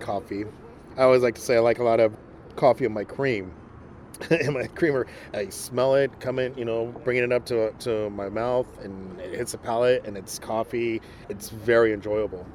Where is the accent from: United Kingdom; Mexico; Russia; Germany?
Mexico; moved away; I am from Mexico, and so that's why I I grew up on a lot